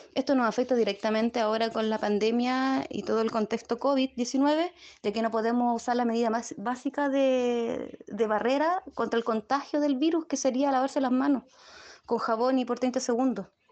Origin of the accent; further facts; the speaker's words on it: El Melón, Valparaíso, Chile; soy vecina del Melón.